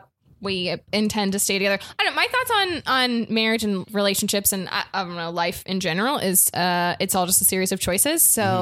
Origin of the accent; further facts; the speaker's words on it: South Florida, United States; now in Los Angeles, United States; I'm from South Florida, so it's like a kind of a weird place.